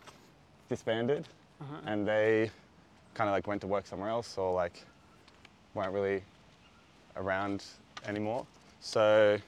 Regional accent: Sydney, New South Wales, Australia; I'm from Sydney, Australia, and I'm over here in London on holiday at the moment for my first time

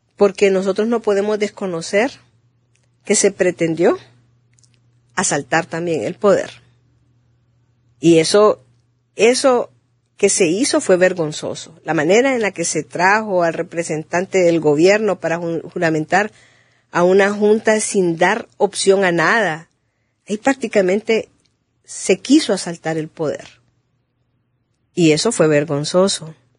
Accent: Honduras

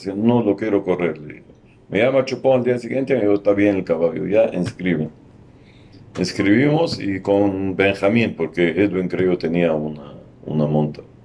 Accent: Ehden, North Governorate, Lebanon; Spanish is a second language; moved away as an adult; now in Lima, Peru; yo soy del norte del Líbano

